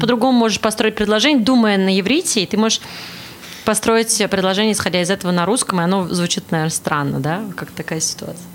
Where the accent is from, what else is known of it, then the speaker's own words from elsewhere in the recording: Nizhny Novgorod, Nizhny Novgorod Oblast, Russia; moved away as an adult; also born or lived in Saint Petersburg, Russia / Moscow, Russia / Vancouver, Canada; now in Toronto, Canada; я из России, родилась в Нижнем Новгороде, потом переехала в Санкт-Петербург. Из Санкт-Петербурга переехала в Москву, из Москвы переехала в Ванкувер, в Канаду, из Ванкувера переехала в Торонто